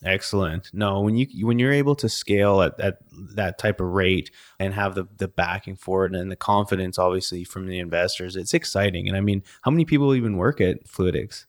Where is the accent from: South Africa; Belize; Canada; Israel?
Canada; now in United States; I'm a Canadian